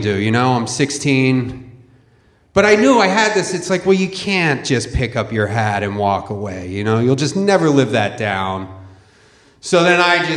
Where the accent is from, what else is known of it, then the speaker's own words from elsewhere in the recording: Philadelphia, Pennsylvania, United States; I grew up in Philadelphia